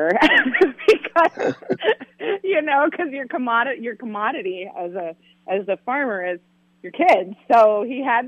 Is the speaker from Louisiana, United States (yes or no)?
no; Mason City, Iowa, United States; I grew up in River City